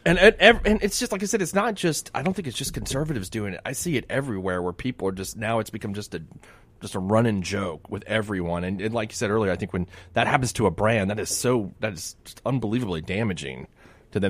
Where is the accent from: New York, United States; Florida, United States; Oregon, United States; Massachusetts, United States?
Florida, United States; Miami; growing up in Miami and watching the Chicago Cubs